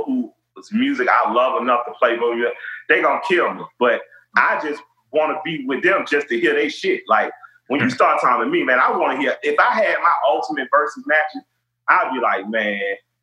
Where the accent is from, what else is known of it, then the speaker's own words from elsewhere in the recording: Atlanta, Georgia, United States; I'm from Atlanta. I'm not from the Metro. I didn't grow up outside of 285